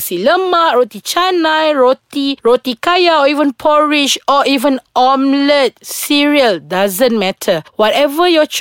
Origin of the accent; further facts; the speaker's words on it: Sarawak, Malaysia; moved away; also born or lived in Kuala Lumpur; I'm from Sarawak and we are not that exposed to all the Indian food. In Sarawak, kita tak banyak kedai mamak